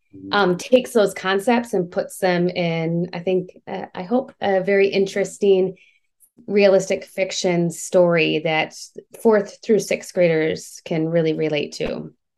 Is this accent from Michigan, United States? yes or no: yes; Michigan, United States; now in Georgia, United States; I'm from Michigan